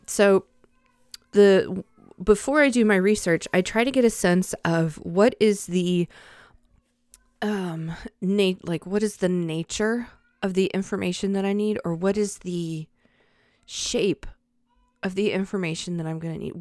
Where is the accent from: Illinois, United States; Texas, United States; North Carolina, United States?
North Carolina, United States; Charlotte; I grew up in Charlotte